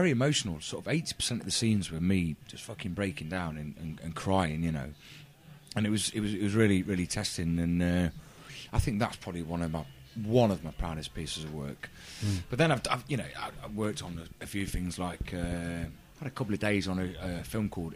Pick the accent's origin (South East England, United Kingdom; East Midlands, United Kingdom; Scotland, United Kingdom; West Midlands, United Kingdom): East Midlands, United Kingdom; Derby; I'm from Alverston and, you know, from a very working-class background